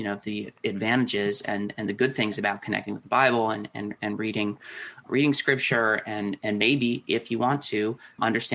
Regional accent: Minneapolis, Minnesota, United States; growing up in the Twin Cities

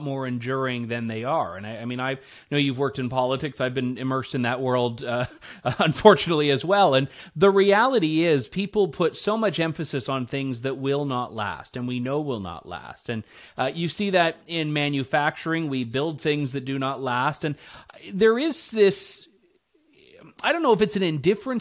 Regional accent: Canada; being Canadian

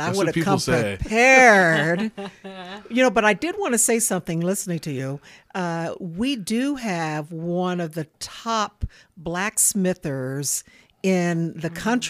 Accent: Dallas, Texas, United States; also born or lived in Anchorage, Alaska; now in Reno, United States; I'm a Dallas girl.

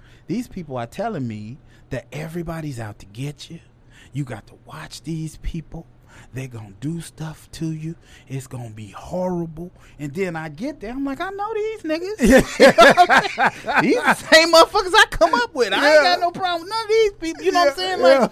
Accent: Chicago, Illinois, United States; I'm still from Chicago.

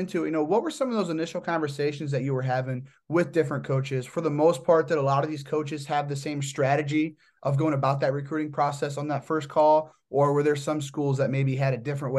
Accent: Indiana, United States; I'm from Indiana.

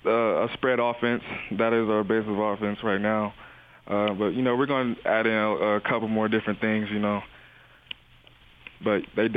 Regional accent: Las Vegas, Nevada, United States; I came from Las Vegas, coming to this small town where everything in Vegas is open 24 hours and everything out here closes around 9 or 10

